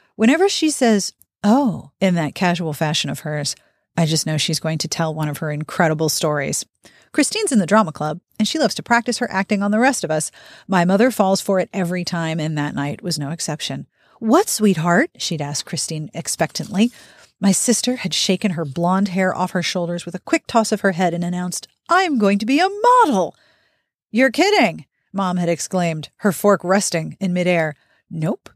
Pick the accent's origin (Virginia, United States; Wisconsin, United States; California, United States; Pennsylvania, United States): Pennsylvania, United States; Pittsburgh; moved away; when I was growing up in Pittsburgh